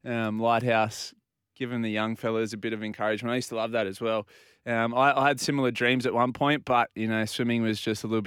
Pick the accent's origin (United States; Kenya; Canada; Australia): Australia; Port Macquarie, New South Wales; Growing up in Port Macquarie